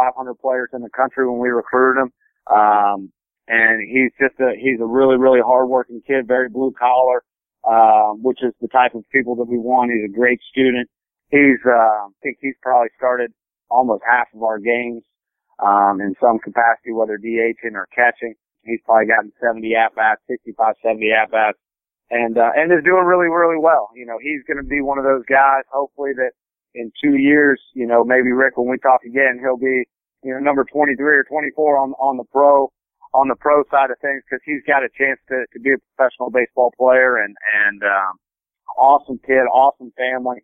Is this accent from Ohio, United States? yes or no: yes; Cincinnati, Ohio, United States; also born or lived in Indiana; I was born in Indiana, grew up outside of Cincinnati, Ohio